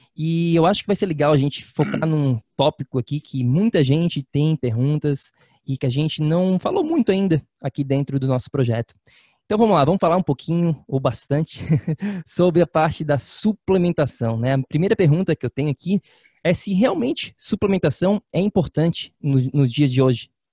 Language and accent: Portuguese; Florianópolis, Santa Catarina, Brazil; moved away; está em Floripa, na minha terra natal